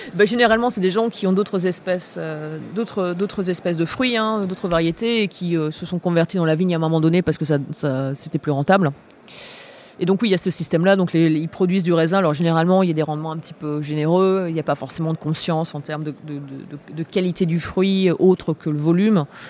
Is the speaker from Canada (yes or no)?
no; Angers, Pays de la Loire, France; moved away; also born or lived in Nantes / La Rochelle; j'ai eu la chance de grandir à Angers. Principalement, j'ai un peu vécu à Nantes et je suis née à La Rochelle